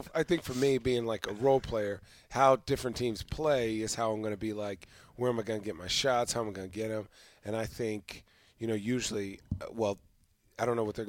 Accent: Chandler, Arizona, United States; I'm from Mean Streets of Chandler. Shout out East Valley, Arizona.

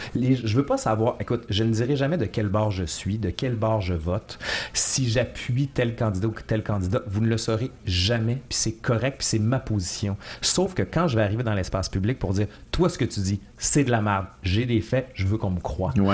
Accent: Quebec City, Quebec, Canada; now in Montreal, Canada; on vient de Québec

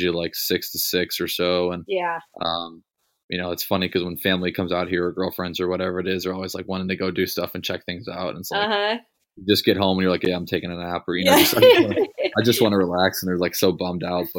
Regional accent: Cleveland, Ohio, United States; I'm from Cleveland

